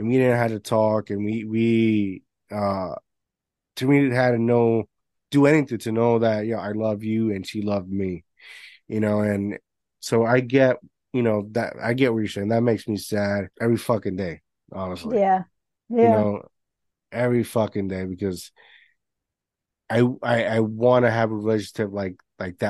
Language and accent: English; Puerto Rico; moved away; I grew up in Puerto Rico.